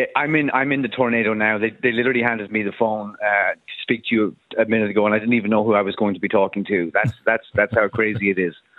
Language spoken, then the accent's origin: English; Dublin, Leinster, Ireland; I live in Dublin. It's my hometown